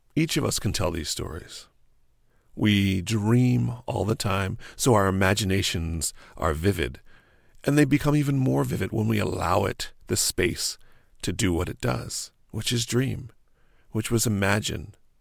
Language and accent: English; New Jersey, United States; moved away as an adult; also born or lived in New York; I grew up in New Jersey on a little family farm.